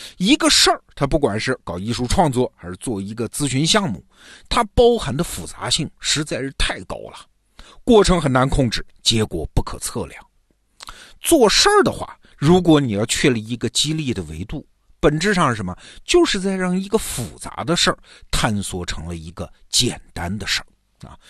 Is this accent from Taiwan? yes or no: no; China; 我们中国人